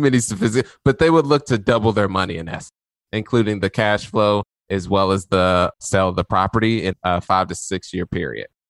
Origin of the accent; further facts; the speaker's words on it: Indianapolis, Indiana, United States; was born on the east side of Indianapolis, where people, when they drive through the neighborhoods where I had my upbringing, they tend to lock their doors.